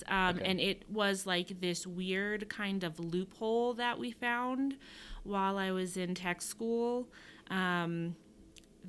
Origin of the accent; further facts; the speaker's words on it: Charleston, South Carolina, United States; I am originally from Charleston, South Carolina